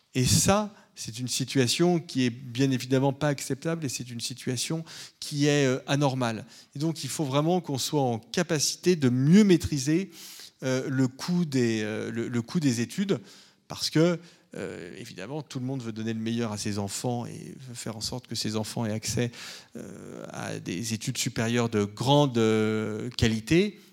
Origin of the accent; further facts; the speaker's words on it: France; en tant que Français